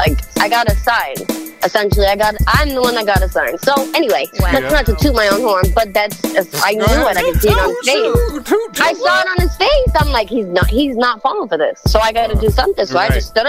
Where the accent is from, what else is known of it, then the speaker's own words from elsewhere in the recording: New Bedford, Massachusetts, United States; growing up in New Bedford, you know, it's like you got to kind of fight for your spot or fight for your respect and all that stuff outside of the house.